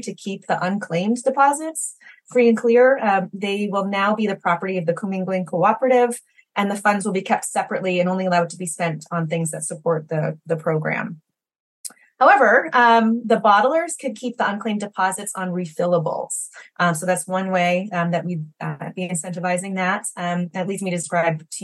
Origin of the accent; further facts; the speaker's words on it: Maine, United States; I grew up here in Maine